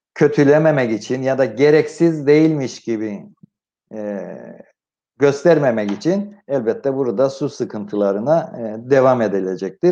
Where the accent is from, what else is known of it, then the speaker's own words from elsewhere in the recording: Cyprus; moved away; güneye doğduğum yere gittim